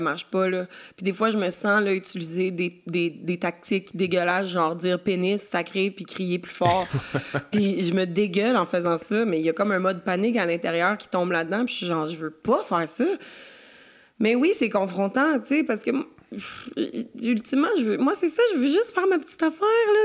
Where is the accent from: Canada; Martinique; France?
Canada; Quebec; je suis la petite Québécoise